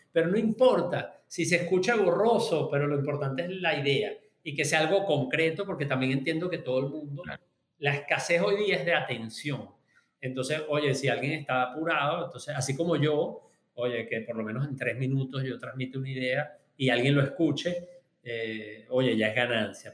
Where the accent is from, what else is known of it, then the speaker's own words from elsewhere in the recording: Venezuela; yo soy venezolano